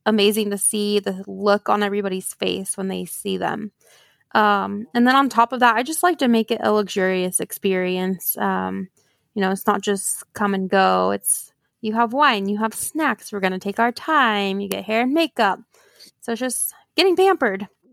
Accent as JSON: {"language": "English", "region": "Oklahoma", "country": "United States", "tie": "born or raised there", "said": "I was born and raised here in Oklahoma"}